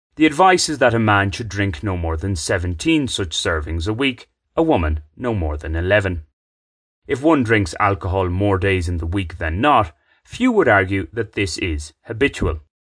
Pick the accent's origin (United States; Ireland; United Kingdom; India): Ireland; now in Bogotá, Colombia; an Irishman who likes the occasional beer